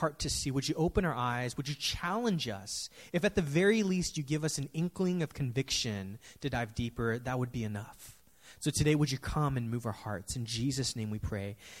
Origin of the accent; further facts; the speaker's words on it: San Francisco, California, United States; growing up in San Francisco, I've seen the city go through so many changes